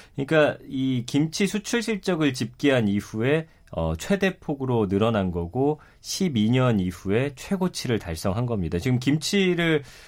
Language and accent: Korean; Daejeon, South Korea; 그 대전이 집인데